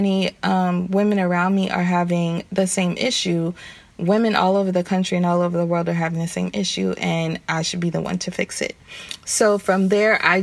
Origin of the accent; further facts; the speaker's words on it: the South, United States; I'm from the South